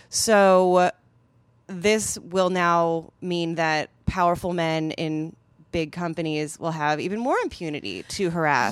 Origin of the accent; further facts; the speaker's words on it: Madison, Wisconsin, United States; Epic Systems is a s, is a company from my hometown